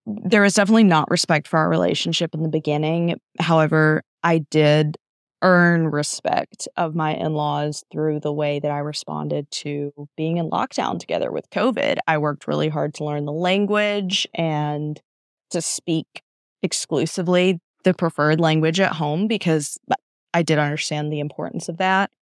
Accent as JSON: {"language": "English", "country": "United States", "said": "I'm American."}